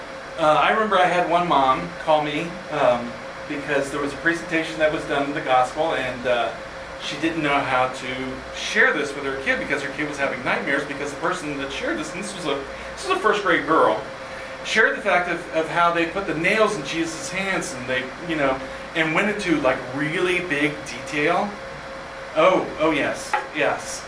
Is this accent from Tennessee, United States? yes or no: yes; Kingsport, Tennessee, United States; now in Bethlehem, United States; I grew up in Kingsport, Tennessee